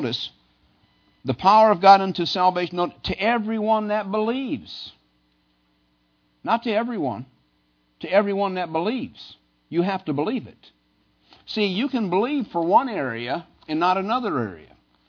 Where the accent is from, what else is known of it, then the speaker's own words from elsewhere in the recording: Midwest, United States; now in Pennsylvania, United States; Now, Pennsylvania is a little different. I came from the Midwest. Cold doesn't stop anything.